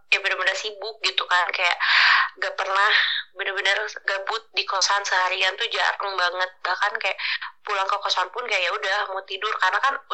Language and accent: Indonesian; Garut, West Java, Indonesia; enggak aku asli lahir dari Garut